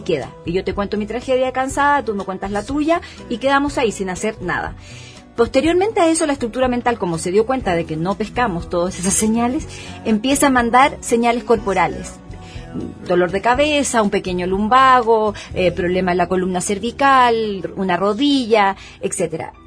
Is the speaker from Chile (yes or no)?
yes; Chile; yo soy chilena